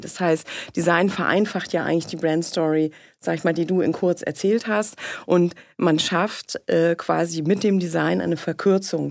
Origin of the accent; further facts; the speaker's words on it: Mecklenburg-Vorpommern, Germany; moved away; ich komme aus Mecklenburg, aus Sumpfixlust